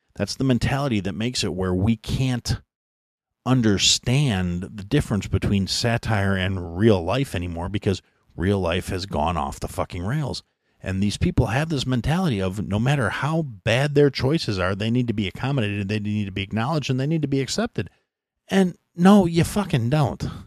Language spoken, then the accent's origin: English; United States; an American who was born in the United States and raised under that concept